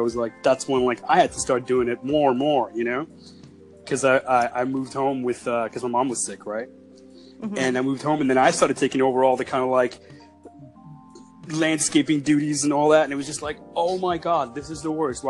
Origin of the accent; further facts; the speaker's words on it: Canada; I'm Canadian.